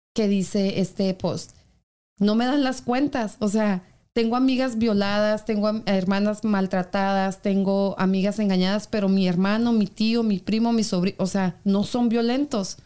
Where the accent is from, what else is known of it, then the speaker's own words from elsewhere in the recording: Mexico; now in United States; En mi país